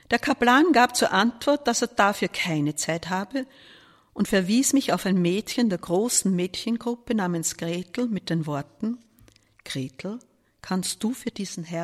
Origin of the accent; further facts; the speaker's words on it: Vienna, Austria; Dazu kam für mich als Wiener der Vorteil, dass ich zu Hause wohnen durfte, wie alle anderen Studenten aus Wien.